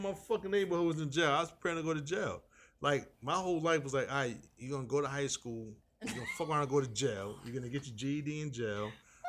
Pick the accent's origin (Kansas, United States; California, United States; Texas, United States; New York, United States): New York, United States; New York City; also born or lived in North Carolina; But I'm still a New Yorker.